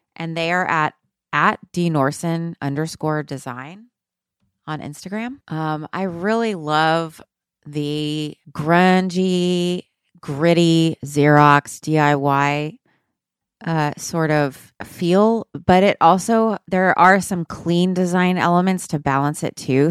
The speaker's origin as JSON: {"language": "English", "country": "United States", "said": "I'm American. Um, I'm a Mexican lady"}